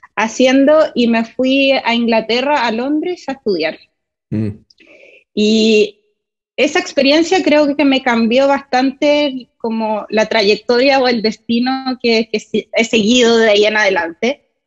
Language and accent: Spanish; Santiago, Santiago Metropolitan Region, Chile; moved away as an adult; now in United States; soy de Chile, eh, de Santiago, viví toda mi vida ahí, em, sí, crecí, en realidad parte de mi infancia fue durante la dictadura chilena